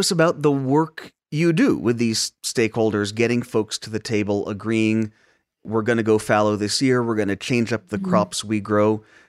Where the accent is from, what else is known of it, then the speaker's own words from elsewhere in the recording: Tucson, Arizona, United States; I grew up in Tucson.